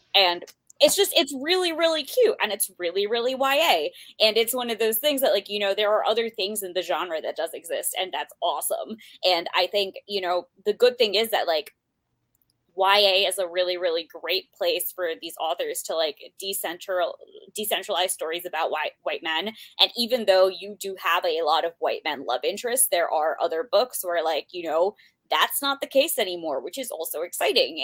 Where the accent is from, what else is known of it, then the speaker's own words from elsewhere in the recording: United States; born and raised in the United States